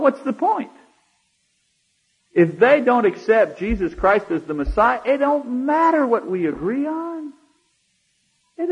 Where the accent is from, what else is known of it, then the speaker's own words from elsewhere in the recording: Canada; now in United States; as a Canadian living here